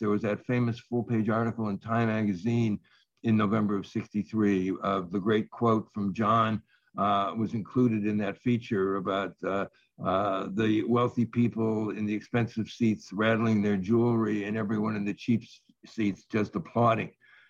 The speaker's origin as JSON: {"language": "English", "town": "Cleveland", "region": "Ohio", "country": "United States", "tie": "born or raised there", "said": "I grew up in Cleveland."}